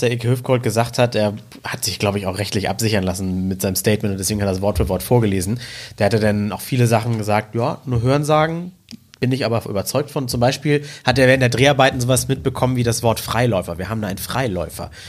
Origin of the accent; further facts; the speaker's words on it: United Kingdom; Ich bin halt Brite.